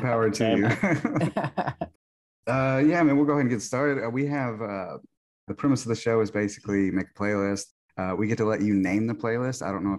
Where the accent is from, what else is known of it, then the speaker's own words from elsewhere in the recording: the Texas Panhandle, United States; now in East Texas, United States; I think where I live in East Texas, we're near like Louisiana. We're like an hour away from Louisiana, but where I was born in Texas, it's in the panhandle